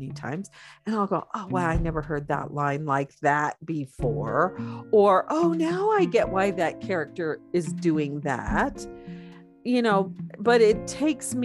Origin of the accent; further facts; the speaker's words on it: Pacific Northwest, United States; also born or lived in Oregon / Washington; I grew up there. I grew up in Oregon and Washington